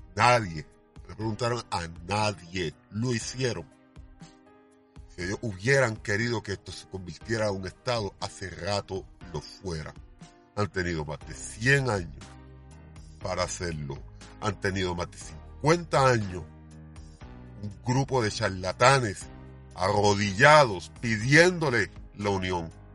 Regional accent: Puerto Rico; creo en mi país

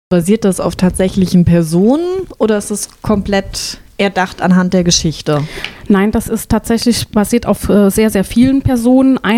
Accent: Kreuztal, North Rhine-Westphalia, Germany; mein erstes Lebensjahr bin ich in Kreuztal aufgewachsen, bevor wir dann nach Trestiefenbach gezogen sind.

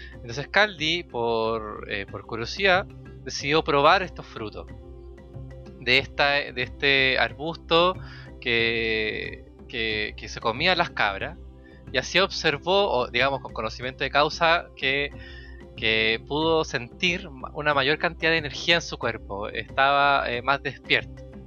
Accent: Chile; en Chile, cuando nosotros decimos

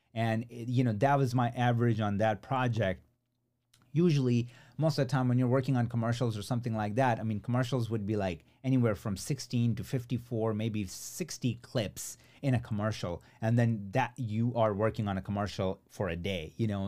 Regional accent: Chicago, Illinois, United States; Chicago, uh, which is my hometown

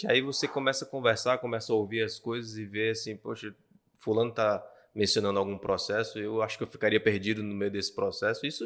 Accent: Bahia, Brazil; now in Acre, Brazil; Eu vim da Bahia para o Acre, muito embora Sim, é família. Sou baiano. Ah, não parece, mas sou.

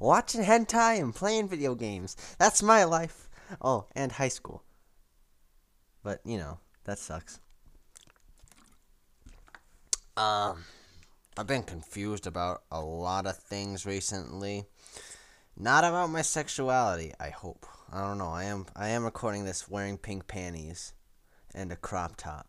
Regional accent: United States; I'm an American

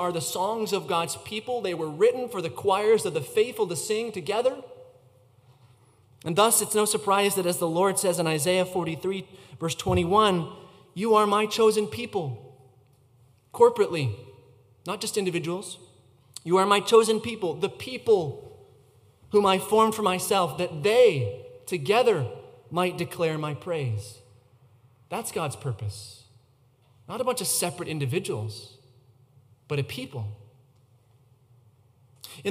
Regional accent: United States; as Americans

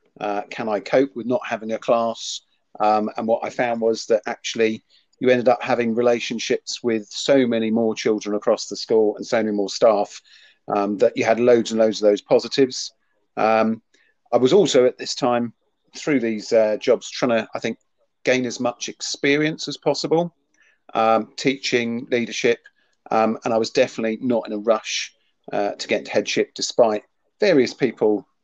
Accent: Jersey; moved away as an adult; also born or lived in Winchester; now in Hampshire, United Kingdom; Originally, I'm from Jersey, so I came over to the mainland, as my mum still refers to it, studied in Winchester, and ended up staying in sort of Hampshire, West Sussex area.

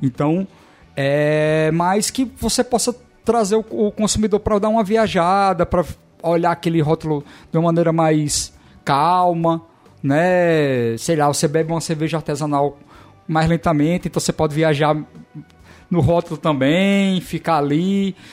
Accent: Natal, Rio Grande do Norte, Brazil; moved away as an adult; now in Portugal; o bairro que eu nasci, né? Eu nasci na Policlínica e estudei no Alecrim também

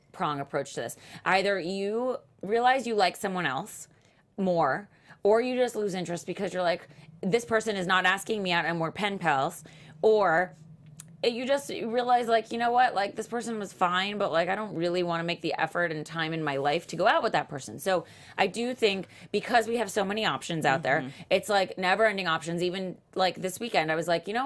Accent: Florida, United States; moved away; We're both from Florida

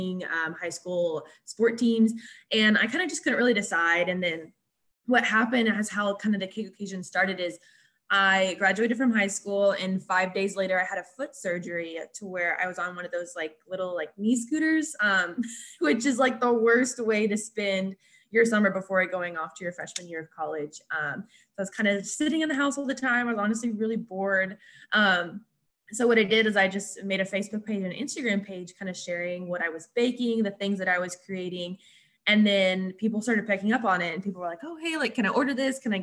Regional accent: Springdale, Arkansas, United States; moved away as an adult; now in Fort Smith, United States; I'm from Springdale, Arkansas, but I currently live in Fort Smith, Arkansas

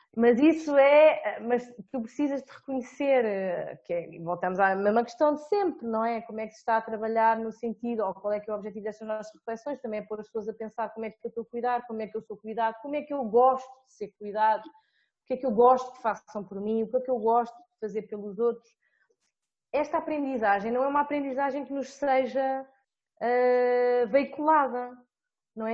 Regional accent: Portugal; enquanto portuguesa e analisando a minha realidade, que é Portugal

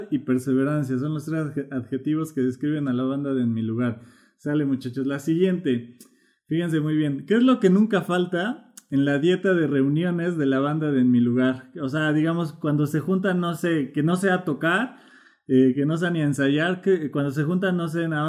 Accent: Colombia; tomamos café. Eh, como, buenos colombianos, ¿no?

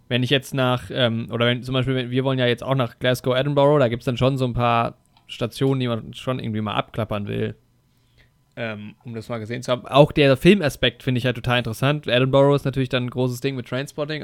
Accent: Germany; als Deutscher

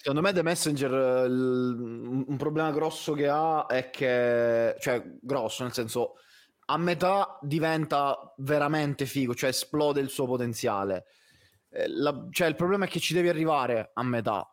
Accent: Southern Italy, Italy; sono terrone

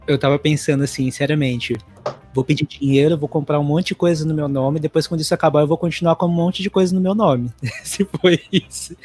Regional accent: Teixeira de Freitas, Bahia, Brazil; also born or lived in São Paulo / Florianópolis; now in United States; na cidade que eu nasci, que é em Teixeira de Freitas, na Bahia.

